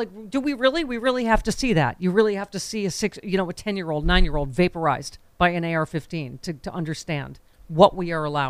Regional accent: Buffalo, New York, United States; Buffalo's my hometown.

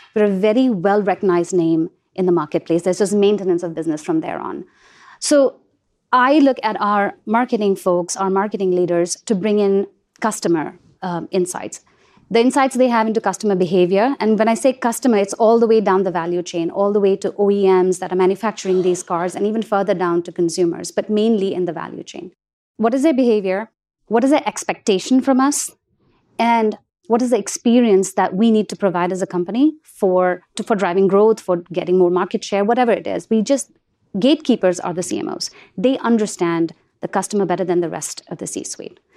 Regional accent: India; moved away; I grew up in India, and the brand that I, um, remember fondly from my childhood is Cadbury

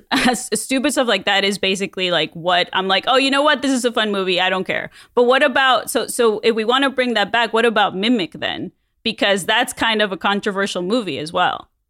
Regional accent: Mexico; moved away; as a kid growing up in Mexico

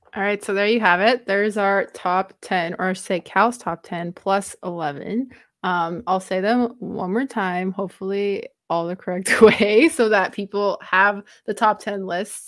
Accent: Romania; first language Romanian; English is a second language; moved away; English is not my first language, so my brain likes to say things in the Romanian way

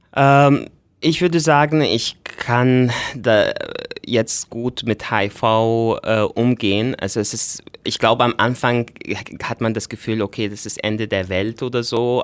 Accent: Egypt; now in Austria; ich bin äh, ursprünglich aus Ägypten, ähm, ich bin mittlerweile Österreicher

